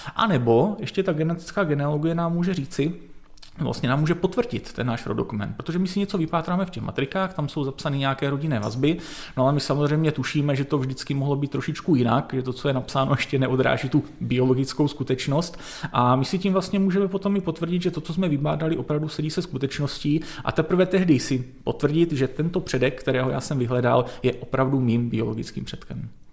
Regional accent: Northern Moravia, Czechia; já jsem se narodil na Severní Moravě v bývalých Sudetech

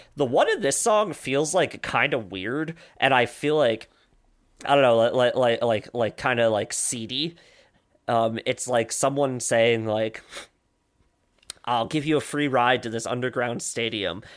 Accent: Woodbridge, New Jersey, United States; I grew up in Woodbridge, which is where Menlo Park is

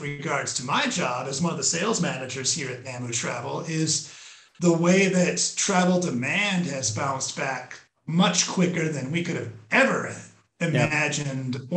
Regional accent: Minnesota, United States; moved away as an adult; now in Costa Rica; I'm originally from Minnesota

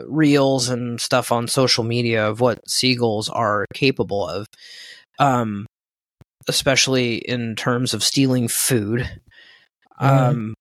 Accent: Southern California, United States; we grew up in Southern California, beach, boat, kids

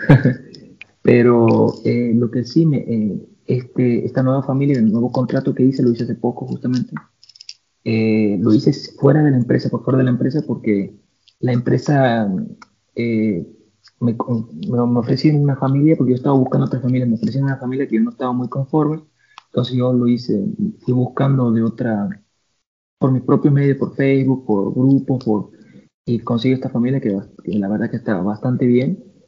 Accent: Santiago del Estero, Argentina; moved away as an adult; now in Paris, France; Yo, como que nunca he vivido en una ciudad grande, vengo de Santiago de Estero

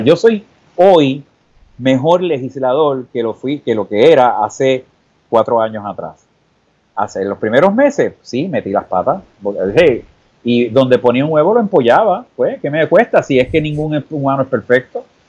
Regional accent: San Juan, Puerto Rico; en La Perla y en Puerto Tierra y en Canales y en Vista Hermosa, los sitios donde yo me crié, y en Viejo San Juan

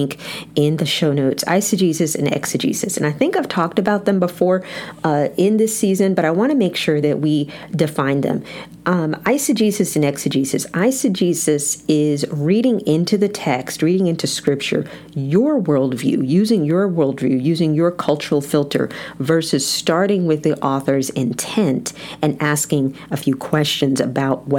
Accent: United States; as American Christians

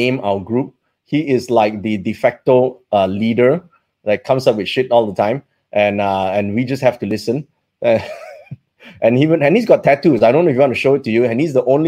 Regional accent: Malaysia; we grew up here in Malaysia

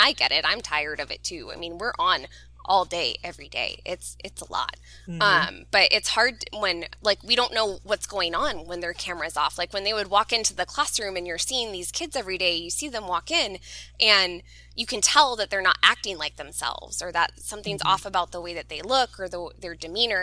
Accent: Southern California, United States; I'm a Southern California girl through and through. I've only ever lived in Southern California

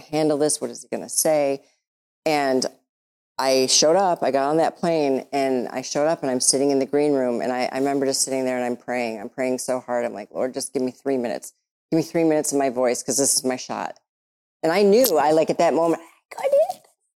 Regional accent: Michigan, United States; I'm from Michigan

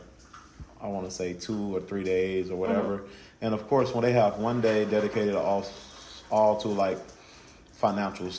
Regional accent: Gloster, Mississippi, United States; I'm from Gloucester, Mississippi. It's a small town in southwest Mississippi.

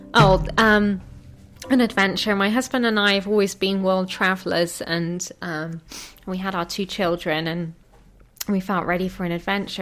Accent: England, United Kingdom; moved away as an adult; I'm from England

